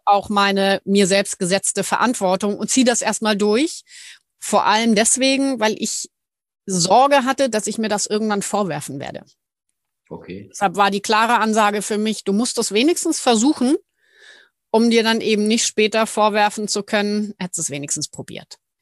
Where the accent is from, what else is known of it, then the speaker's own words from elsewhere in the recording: Ismaning, Bavaria, Germany; moved away as an adult; also born or lived in Munich; now in Hallig Hooge, Germany; ursprünglich oder eigentlich komme ich aus München. Ich bin eine gebürtige Münchnerin